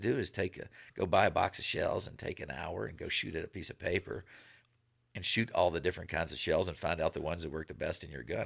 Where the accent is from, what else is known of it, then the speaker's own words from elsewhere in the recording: Virginia, United States; moved away as an adult; also born or lived in Nevada; where I grew up in the East Coast